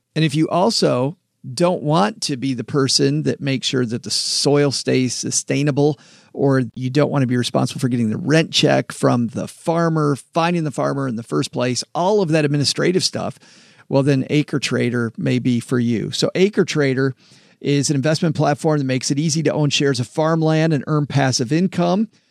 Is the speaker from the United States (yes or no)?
yes; Southwest Michigan, United States; I grew up in farmland in Southwest Michigan